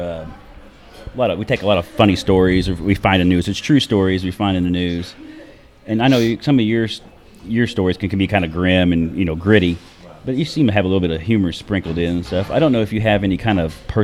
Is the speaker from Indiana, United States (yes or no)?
yes; Southern Indiana, United States; we're here in Southern Indiana. I was like, I'm from Southern Indiana.